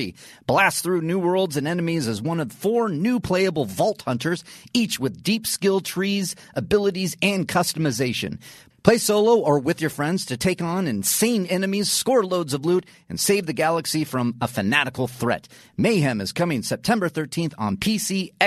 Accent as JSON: {"language": "English", "town": "Los Angeles", "region": "California", "country": "United States", "tie": "born or raised there"}